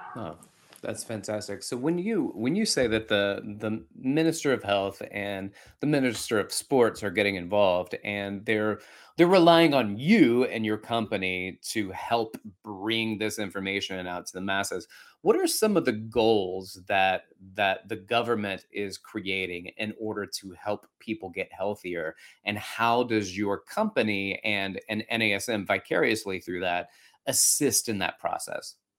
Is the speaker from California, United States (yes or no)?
no; Alabama, United States; now in New York City, United States; I grew up in Alabama.